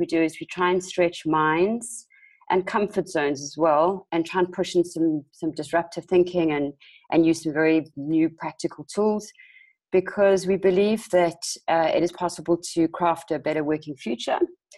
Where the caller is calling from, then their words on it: South Africa; I'm dialing in from South Africa, also quite late for me